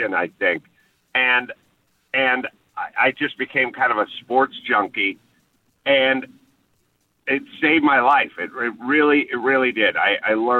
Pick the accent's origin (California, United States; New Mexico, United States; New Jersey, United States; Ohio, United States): California, United States; Los Angeles; I'm from North Hollywood, California, so all we ever, you know, I grew up with USC and UCLA